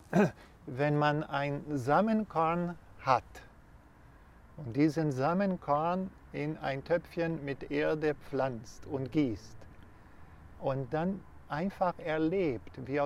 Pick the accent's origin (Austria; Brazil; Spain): Brazil; German is a second language; moved away